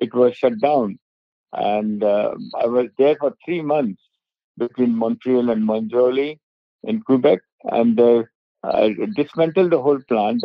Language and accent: English; India; also born or lived in Mumbai; now in London, United Kingdom; I come from one of the village in the interior of India